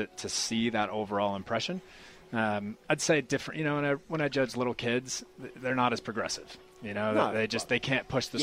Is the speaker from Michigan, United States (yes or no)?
no; California, United States; moved away as an adult; now in New Zealand; I'm from California originally. Grew up the beach